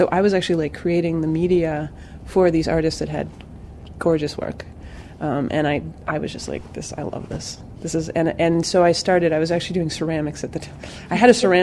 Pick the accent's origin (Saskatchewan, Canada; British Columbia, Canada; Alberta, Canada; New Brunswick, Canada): Alberta, Canada; Western Canada; moved away; also born or lived in New Jersey; I actually worked at a residency program in Canada, which is where I grew up in Western Canada, in Alberta